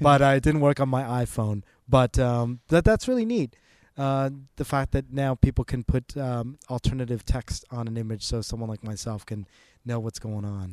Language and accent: English; Canada; moved away as an adult; also born or lived in Toronto; now in Bay Area, United States; I am Canadian.